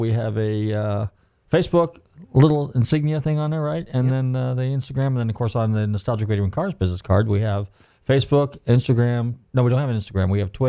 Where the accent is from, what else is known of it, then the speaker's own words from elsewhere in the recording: California, United States; now in Florida, United States; I come from California.